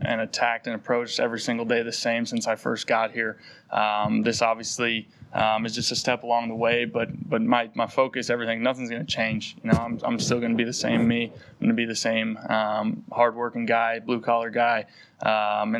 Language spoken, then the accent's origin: English; North Dakota, United States; moved away; growing up in North Dakota